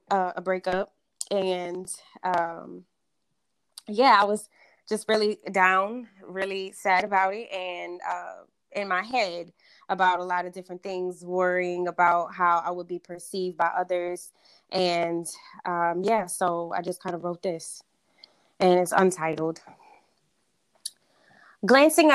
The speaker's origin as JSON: {"language": "English", "town": "New Orleans", "region": "Louisiana", "country": "United States", "tie": "born or raised there", "said": "I am from New Orleans, been born and raised in Louisiana."}